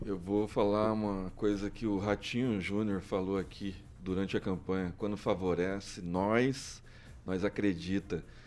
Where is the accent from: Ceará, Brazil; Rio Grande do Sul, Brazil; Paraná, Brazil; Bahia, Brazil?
Paraná, Brazil; Maringá; Maringá, onde eu nasci